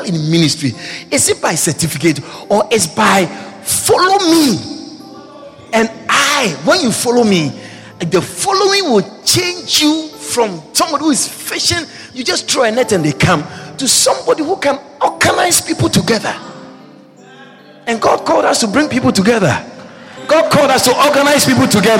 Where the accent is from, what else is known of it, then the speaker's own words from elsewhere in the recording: Ghana; first language Twi; English is a second language; moved away; I said I was from Ghana